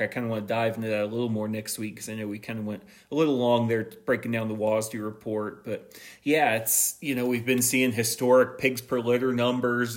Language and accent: English; Missouri, United States; my home state, Missouri